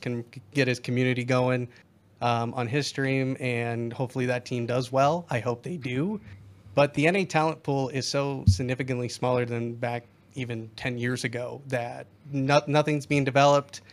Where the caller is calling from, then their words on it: South Dakota, United States; I'm calling from South Dakota